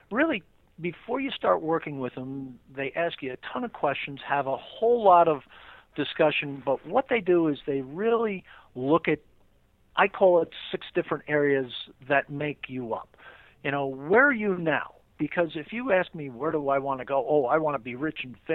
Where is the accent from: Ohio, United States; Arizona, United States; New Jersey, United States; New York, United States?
New York, United States; New York City; I grew up in Queens. Uh, I've lived around New York uh, most of my life.